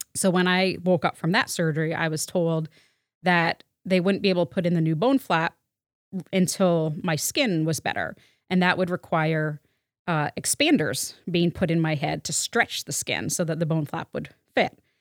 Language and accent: English; Waterbury, Vermont, United States; I grew up in Waterbury, Vermont